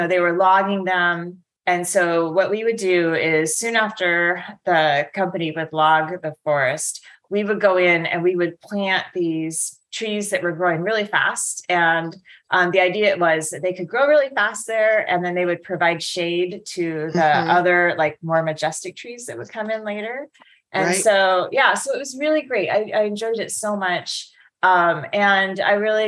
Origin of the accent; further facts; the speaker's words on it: Utah, United States; moved away as an adult; now in Irvine, United States; I was just a girl growing up in Utah, hadn't really left the state very much